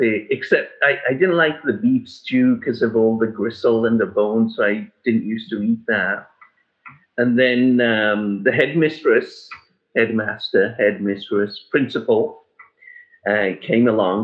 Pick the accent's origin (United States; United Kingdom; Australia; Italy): United Kingdom; England; when I was growing up in England